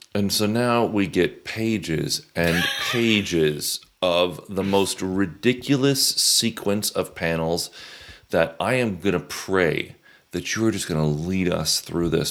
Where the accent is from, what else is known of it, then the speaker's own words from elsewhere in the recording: the South, United States; I grew up in the South